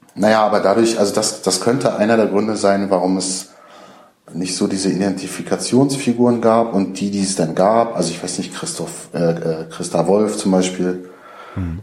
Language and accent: German; Rostock, Mecklenburg-Vorpommern, Germany; in meiner Heimatstadt Rostock